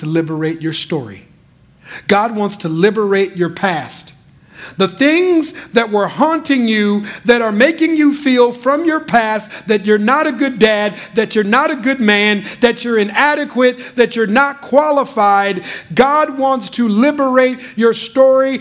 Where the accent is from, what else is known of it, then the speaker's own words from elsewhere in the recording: Minnesota, United States; moved away as an adult; now in Bay Area, United States; we're originally from Minnesota